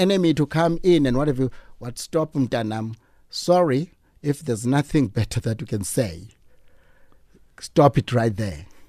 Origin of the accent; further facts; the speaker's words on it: East London, Eastern Cape, South Africa; we grew up in East London